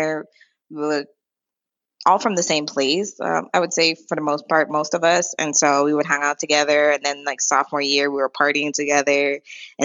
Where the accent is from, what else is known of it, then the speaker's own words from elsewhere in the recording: U.S. Virgin Islands; moved away; I'm from St. Thomas, Virgin Islands.